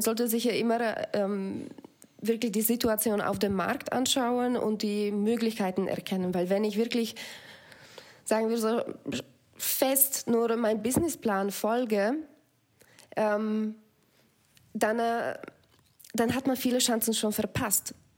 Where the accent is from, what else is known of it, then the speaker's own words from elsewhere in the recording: Slovakia; German is a second language; moved away as an adult; also born or lived in Belgium; now in Germany; Ich bin mit Tieren auch auf Bauernhof aufgewachsen in der Slowakei